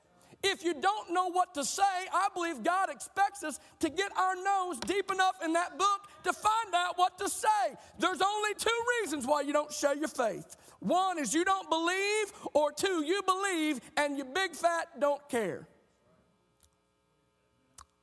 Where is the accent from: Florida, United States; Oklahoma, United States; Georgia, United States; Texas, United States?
Oklahoma, United States; our state of Oklahoma